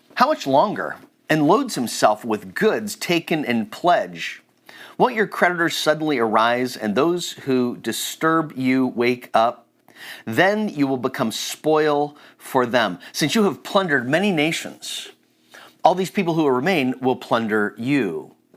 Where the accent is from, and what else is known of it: United States